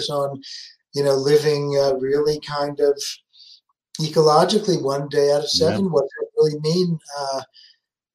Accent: New York City, New York, United States; moved away as an adult; now in Berlin, Germany; I grew up in New York City, in the Bronx

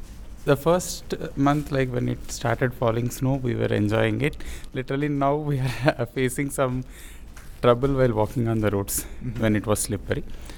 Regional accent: Andhra Pradesh, India; moved away as an adult; now in United States; I'm from Andhra Pradesh, which is located in India. I have done my undergraduate over there. Now I'm pursuing master's in Clarkson University in data science program.

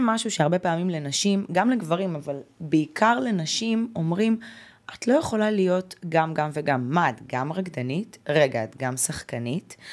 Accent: Haifa, Haifa District, Israel; moved away as an adult; also born or lived in Ukraine; אני גדלתי בקריית חיים, זה לא פריפריה, אבל זה לא אה, תל לא אביב.

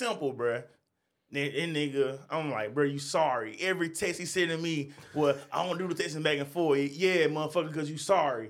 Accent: New York City, New York, United States; Yeah. I'm from New York.

